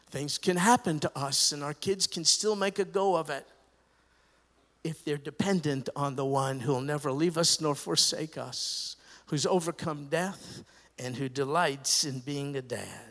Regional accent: New York, United States; I grew up in New York

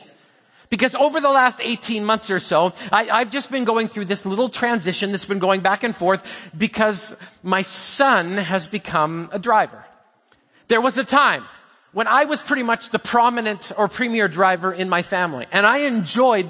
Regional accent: Canada; I'm Canadian

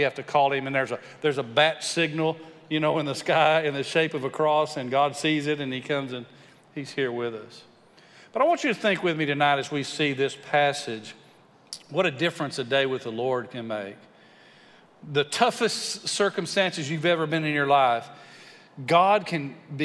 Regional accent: West Texas, United States; I grew up in West Texas

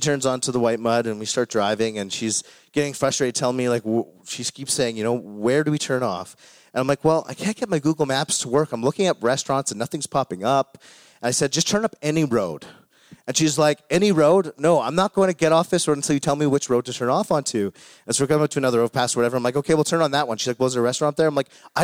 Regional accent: Calgary, Alberta, Canada; moved away as an adult; now in Cold Lake, Canada; I grew up in Calgary

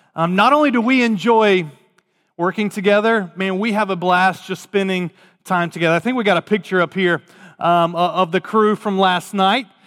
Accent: Raleigh, North Carolina, United States; moved away; I grew up in Raleigh, Durham, North Carolina

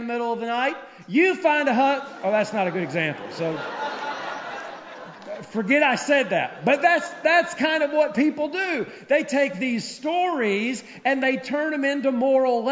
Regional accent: Tennessee, United States; now in Minnesota, United States; I grew up in Tennessee

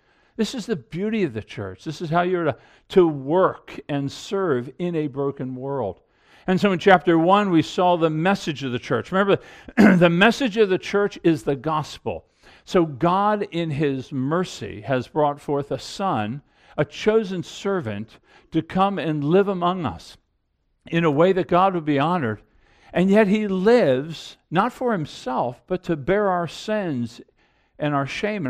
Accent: Annapolis, Maryland, United States; Even the town Carol and I grew up in Annapolis, Maryland.

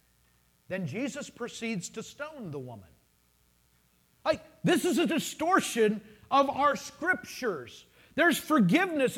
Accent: United States; I'm an American citizen.

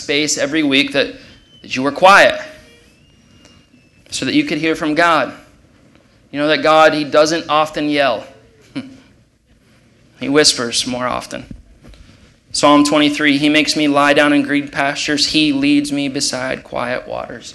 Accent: Ohio, United States; moved away; I'm from Ohio

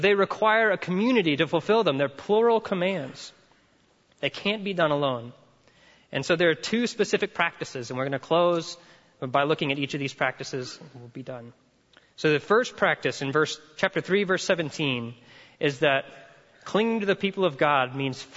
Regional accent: the South, United States; I'm from the South

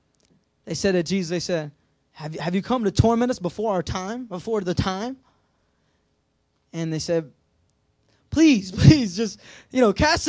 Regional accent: United States; my commitment to Christ as an American

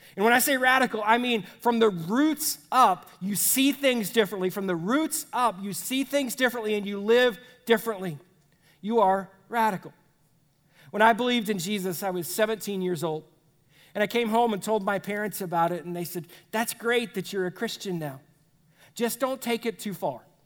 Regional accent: United States; as Americans

